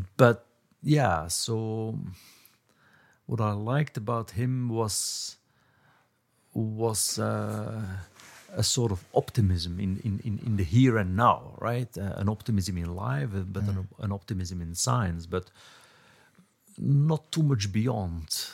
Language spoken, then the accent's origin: English; Belgium; moved away as an adult; also born or lived in Cambridge; I was growing up in Belgium